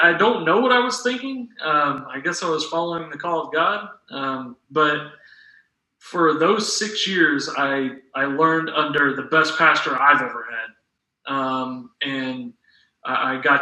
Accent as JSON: {"language": "English", "town": "Kansas City", "region": "Missouri", "country": "United States", "also_born_or_lived": "Philadelphia / Salt Lake City", "moved": "as an adult", "said": "I'm from Kansas City, Missouri"}